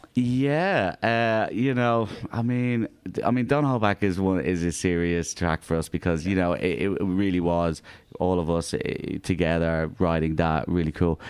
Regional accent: Ireland; now in Australia; I'm Irish

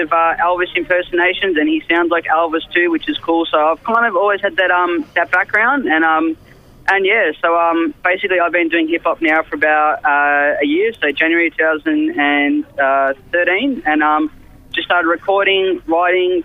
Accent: Melbourne, Victoria, Australia; I'm obviously from Melbourne. I live out just past Essendon Way

